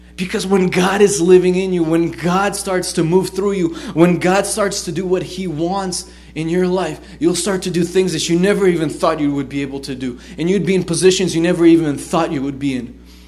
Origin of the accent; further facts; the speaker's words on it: United States; also born or lived in Israel; I grew up here. I've I've I've already lived in America more than I lived there. It's like you know I'm. I'm, I'm an American